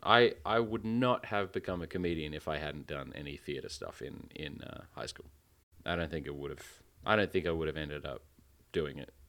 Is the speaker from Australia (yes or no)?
yes; Western Australia, Australia; the only art gallery and museum in my home state, the Art Gallery